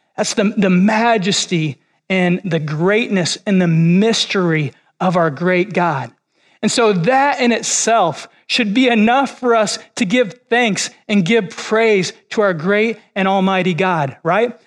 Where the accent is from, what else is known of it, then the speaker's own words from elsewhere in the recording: Illinois, United States; moved away as an adult; also born or lived in Kentucky / Missouri; now in Florida, United States; I was born and raised in Illinois, which is where I've spent most of my time.